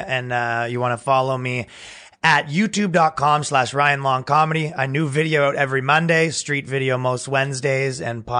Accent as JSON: {"language": "English", "country": "Canada", "moved": "yes", "said": "I'm Canadian"}